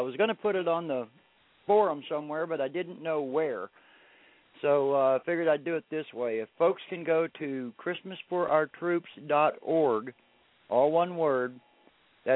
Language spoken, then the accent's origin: English; Monahans, Texas, United States; now in New Mexico, United States; I'm across the border over here in New Mexico, but the thing is, I was raised in Monahans, and my wife was raised in Odessa, so it's home for us